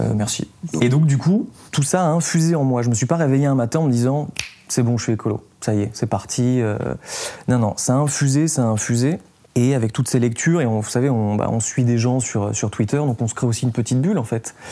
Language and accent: French; south-east France, France; je viens du sud-est de la France